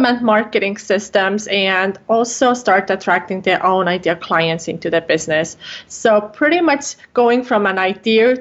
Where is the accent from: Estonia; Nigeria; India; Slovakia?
Estonia; English is a second language; moved away as an adult; now in Minnesota, United States; I'm actually from Estonia, from Northern Europe, but I live here in Minnesota in the United States